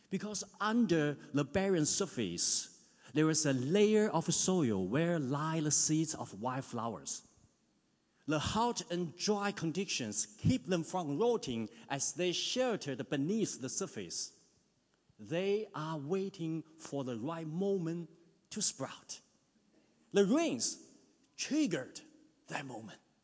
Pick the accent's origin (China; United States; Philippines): China; moved away as an adult; now in New Zealand; In my hometown back in China, it can be 40 degrees in summer. When I was in my high school in the mid 90s